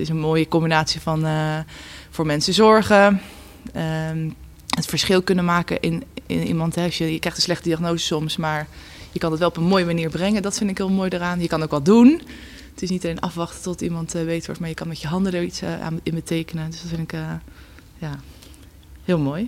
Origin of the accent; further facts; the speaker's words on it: Gouda, South Holland, Netherlands; also born or lived in Leiden; geboren en getogen in Gouda.